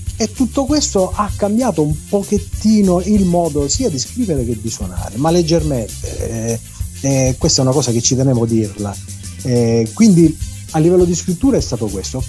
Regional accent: Sicily, Italy; noi stessi siciliani

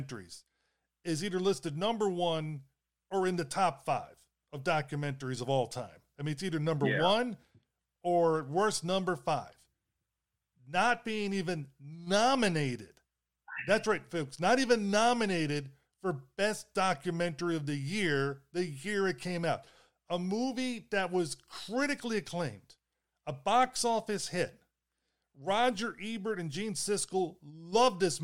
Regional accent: Baltimore, Maryland, United States; I grew up in Baltimore City

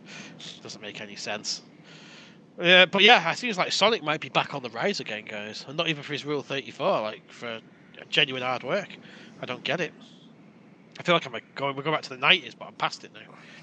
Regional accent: Boston, Massachusetts, United States; I'm from Boston.

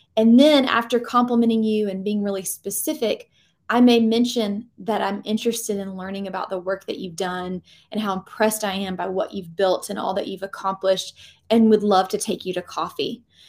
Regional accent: Georgia, United States; now in North Carolina, United States; I grew up in Georgia

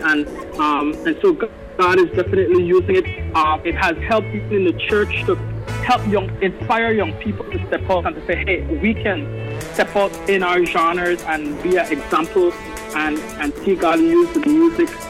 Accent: Belize; I'm from Belize

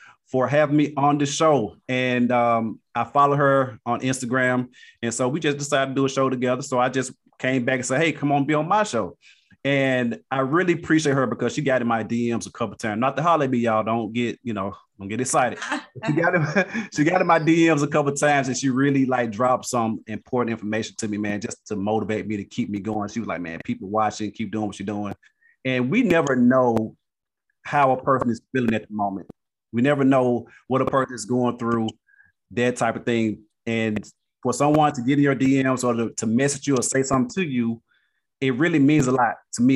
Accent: Canton, Mississippi, United States; now in Dallas, United States; my hometown of Canton, Mississippi. Just to let you know, I am in Dallas, Texas

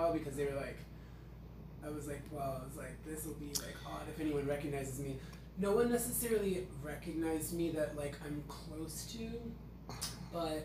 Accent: Los Angeles, California, United States; I'm from Los Angeles, so I also, kind of talk with, that, intermittent, whiny voice fry

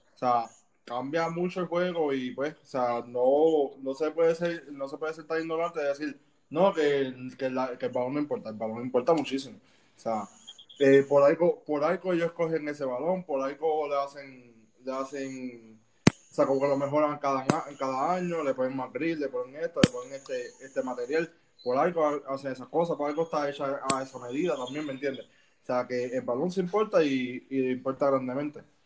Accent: Puerto Rico; los que venimos de Puerto Rico

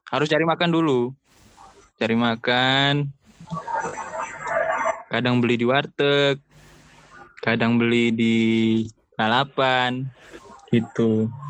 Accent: Palu, Central Sulawesi, Indonesia; now in Malang, Indonesia; Aku dari Sulawesi Tengah. Kadang {S1} Tepatnya kota? {S0} Kota Palu.

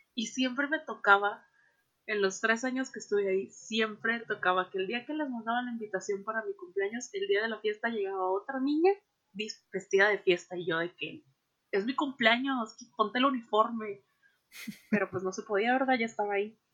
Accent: Veracruz, Mexico; now in Monterrey, Mexico; yo soy de Veracruz

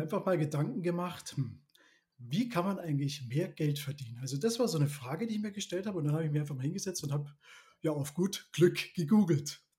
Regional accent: Neuburg an der Donau, Bavaria, Germany; Ich komme aus, der, aus den Schienen Neuburg. Das ist ja inmitten Bayern, kann man sagen. Lebe da mit meiner Familie und unserem Hund

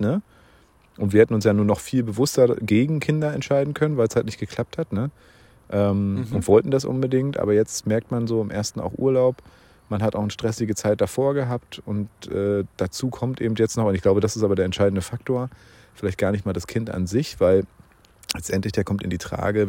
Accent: Bernau, Brandenburg, Germany; also born or lived in Berlin; ich bin ein geborener Berliner, bin ja dann aber sehr, sehr schnell äh, in Bernau schon aufgewachsen, schon als kleiner Stippi

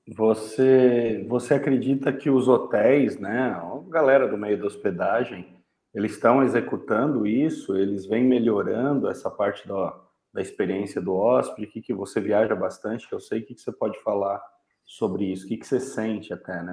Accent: São Paulo, Brazil; moved away as an adult; now in São José do Rio Preto, Brazil; Sou paulistano

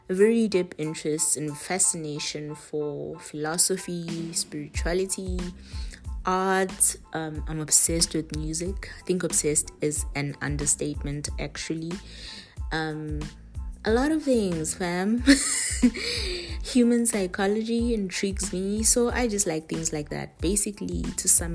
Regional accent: Estcourt, KwaZulu-Natal, South Africa; I am from Estcourt, which is a small town based in KZN, which is in South Africa.

